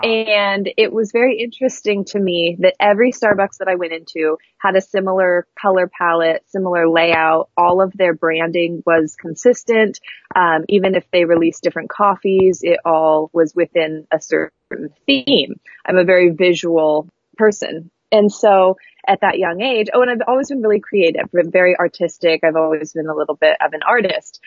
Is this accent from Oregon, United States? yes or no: yes; Astoria, Oregon, United States; also born or lived in Seaside, Oregon; I grew up in Astoria and then Seaside, Oregon and it was very coastal